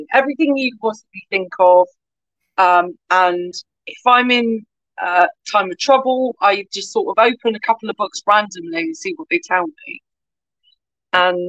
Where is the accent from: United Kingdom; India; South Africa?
United Kingdom; Swindon, South West England; now in Cornwall, United Kingdom; I grew up in Swindon, and my granddad was an Irish immigrant to the UK.